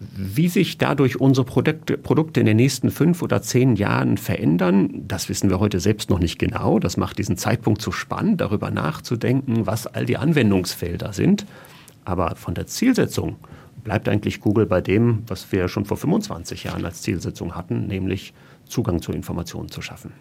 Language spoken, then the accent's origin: German; Germany; als Deutscher